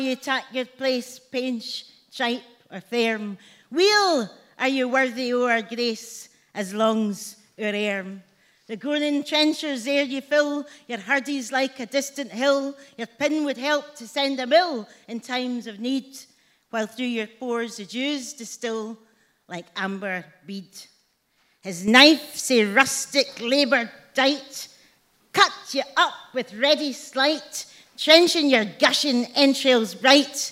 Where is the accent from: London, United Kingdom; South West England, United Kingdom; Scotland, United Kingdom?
Scotland, United Kingdom; Glasgow; also born or lived in Edinburgh; I was adopted as a baby and brought up in Glasgow, though I was born in Edinburgh